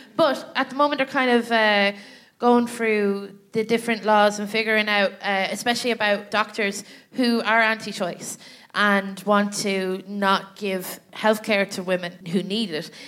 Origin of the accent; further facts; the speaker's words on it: Ireland; moved away as an adult; now in London, United Kingdom; I was in my hometown